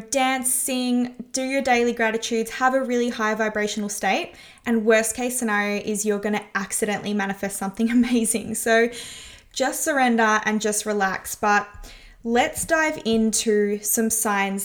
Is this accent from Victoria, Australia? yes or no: yes; Melbourne, Victoria, Australia; the streets of my hometown